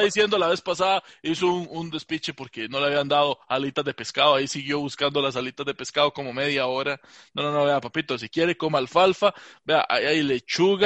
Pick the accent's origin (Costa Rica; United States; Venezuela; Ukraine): Costa Rica; Alajuela; yo soy de ahí de la Juela Centro